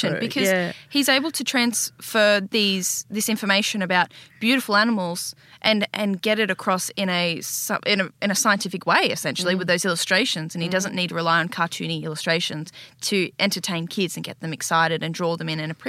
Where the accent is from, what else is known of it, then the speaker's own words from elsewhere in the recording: Port Macquarie, New South Wales, Australia; also born or lived in Katoomba / Queanbeyan; I was born in Katoomba, lived in Queanbeyan for a couple of years, and then at early primary school moved to Port Macquarie and did my rest of my schooling there